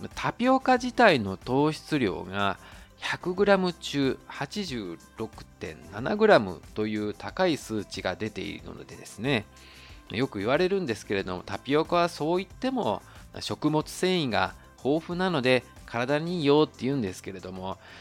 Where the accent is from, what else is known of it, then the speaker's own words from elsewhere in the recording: Japan; moved away as an adult; now in Taiwan; 日本の僕台湾人パートナーを持つ日本人